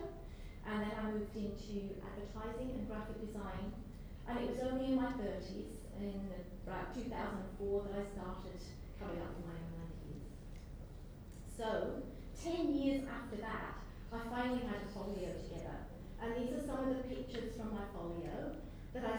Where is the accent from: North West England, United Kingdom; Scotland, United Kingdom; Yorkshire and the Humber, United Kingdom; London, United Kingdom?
Scotland, United Kingdom; Banff; now in Australia; This is a small town called Banff in Aberdeenshire, and this is where I grew up